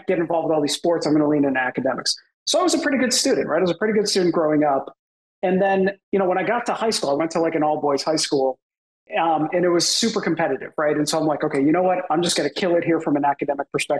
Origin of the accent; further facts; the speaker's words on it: Boston, Massachusetts, United States; also born or lived in Canada; I grew up in the Boston area, and I was actually born in Canada